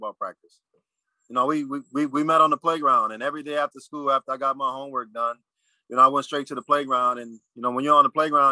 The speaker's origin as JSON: {"language": "English", "town": "New Orleans", "region": "Louisiana", "country": "United States", "tie": "born or raised there", "also_born_or_lived": "Seattle", "moved": "as an adult", "said": "born and raised in New Orleans, an area called the Lower Ninth Ward"}